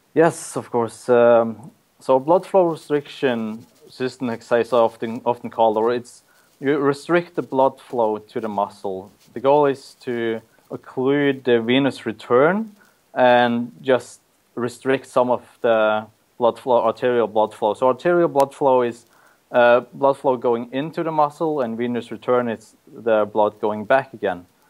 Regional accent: Norway; moved away as an adult; now in Auckland, New Zealand; I'm from Norway

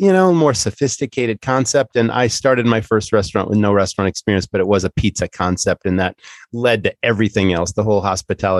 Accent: Western Massachusetts, United States; as a kid growing up in Western Massachusetts

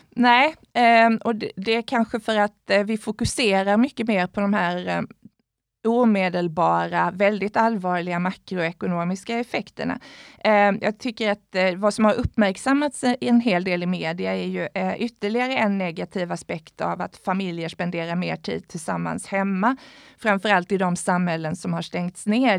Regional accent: Sweden; vi som svenskar

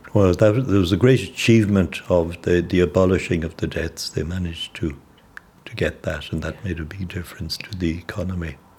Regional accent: Ireland; moved away as an adult; now in Zambia; I was working as an Irishman.

